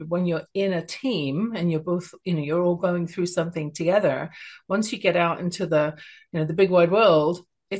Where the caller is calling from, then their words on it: Canada; Even though I'm speaking from Canada, I think that every service person in the world makes a contribution